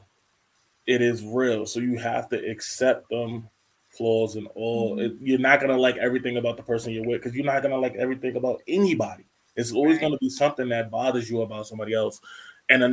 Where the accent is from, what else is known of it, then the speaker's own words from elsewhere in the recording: New York, United States; growing up in New York